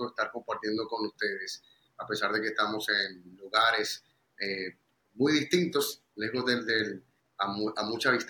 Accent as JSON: {"language": "Spanish", "country": "Dominican Republic", "said": "nosotros, eh, nuestro principal sello es que somos hijos de Dios y esta es nuestra mayor realmente identidad y esto es lo que hacemos aquí en República"}